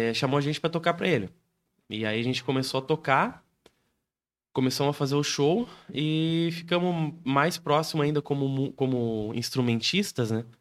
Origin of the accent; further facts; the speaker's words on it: Canoinhas, Santa Catarina, Brazil; moved away; Eu sou natural de Canoinhas